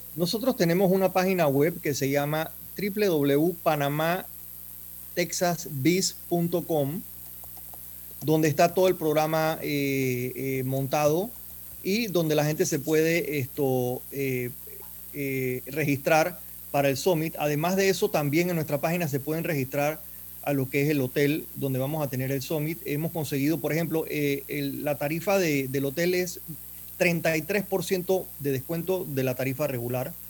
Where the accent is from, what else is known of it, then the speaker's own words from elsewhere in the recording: Panama; moved away as an adult; now in United States; yo soy empresario. Yo soy, eh, en Panamá tuve hoteles